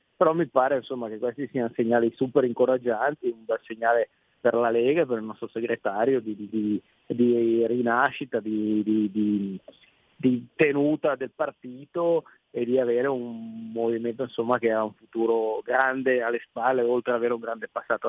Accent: Piedmont, Italy; da piemontese

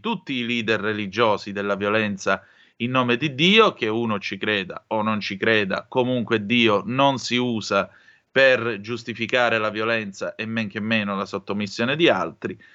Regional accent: Calabria, Italy; sono calabrese

